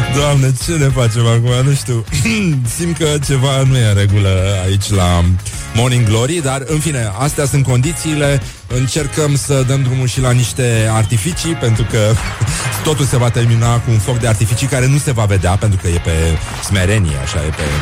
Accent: Brăila, Brăila County, Romania; eu sunt din Brăila

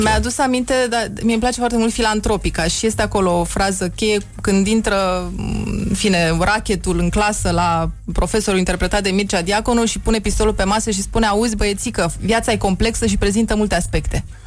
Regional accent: Bucharest, Romania; also born or lived in Bukovina / Transylvania; eu sunt din București

